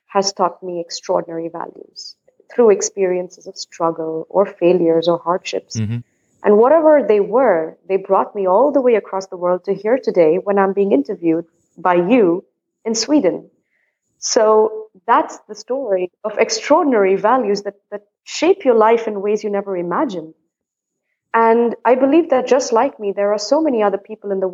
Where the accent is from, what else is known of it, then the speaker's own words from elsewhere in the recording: India; now in Netherlands; I am an Indian based in the Netherlands